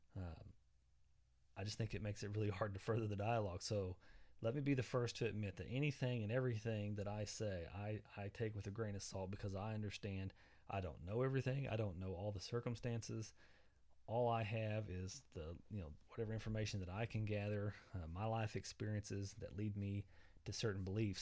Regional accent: Southwest Oklahoma, United States; I come from Southwest Oklahoma. Uh, my parents are very traditional.

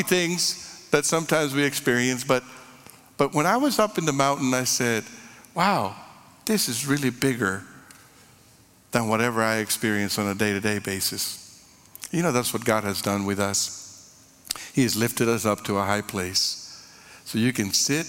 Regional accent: Monterrey, Nuevo León, Mexico; moved away; I grew up in Monterrey, Mexico

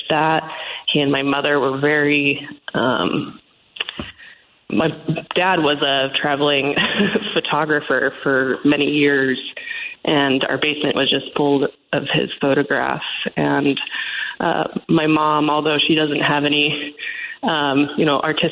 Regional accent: Portland, Oregon, United States; I grew up in Portland, Oregon.

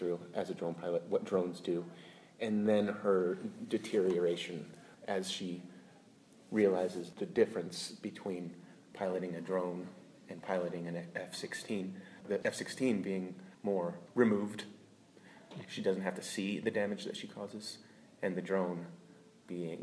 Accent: Longmont, Colorado, United States; also born or lived in Asbury Park, New Jersey; I was born in New Jersey, lived in Asbury Park, and then my mother moved us to Longmont when I was six

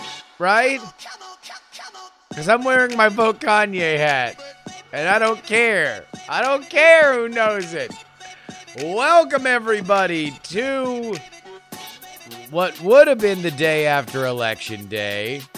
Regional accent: Florida, United States; moved away; my home state of Florida

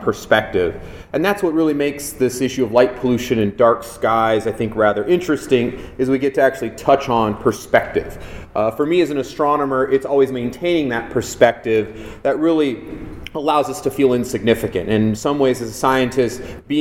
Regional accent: Los Angeles, California, United States; I grew up in Los Angeles

